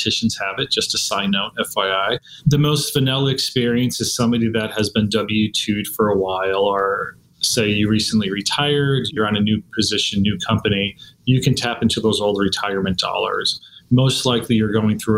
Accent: Scranton, Pennsylvania, United States; now in Texas, United States; I'm a simple kid growing up in Scranton, Pennsylvania

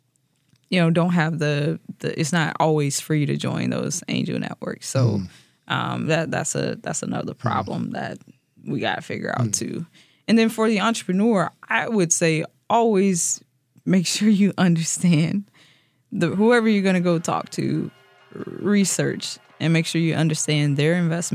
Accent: St. Louis, Missouri, United States; now in Wisconsin, United States; I'm from St. Louis

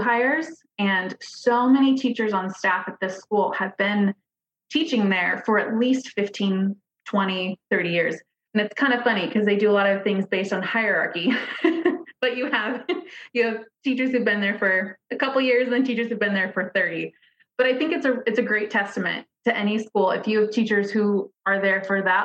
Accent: Nebraska, United States; moved away as an adult; also born or lived in Seattle / Bellevue; I grew up in Nebraska. I went to university there

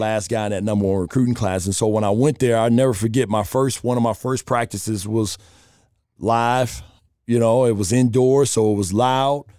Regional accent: Chicago, Illinois, United States; moved away as an adult; also born or lived in Charlotte / Las Vegas; I grew up on the South Side, right in the city

